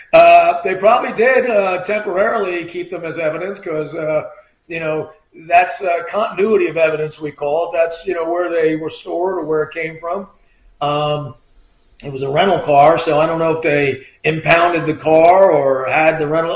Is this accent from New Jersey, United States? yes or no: yes; Point Pleasant, New Jersey, United States; I'm from Point Pleasant.